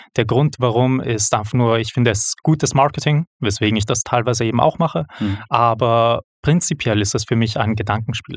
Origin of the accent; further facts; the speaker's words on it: Vienna, Austria; moved away as an adult; now in Switzerland; ich komme aus Wien, nicht aus der Schweiz, hört man vermutlich bereits. Ähm, dort ursprünglich geboren und aufgewachsen